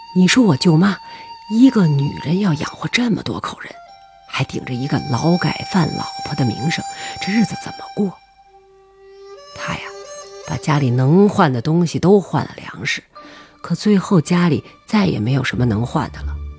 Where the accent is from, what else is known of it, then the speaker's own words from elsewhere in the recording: Urumqi, Xinjiang, China; moved away; 我老家在甘肃。我从小生在新疆